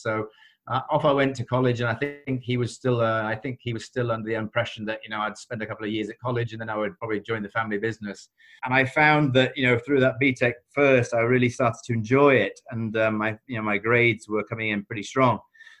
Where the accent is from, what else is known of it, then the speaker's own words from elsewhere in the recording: Chesterfield, East Midlands, United Kingdom; So I grew up in Chesterfield.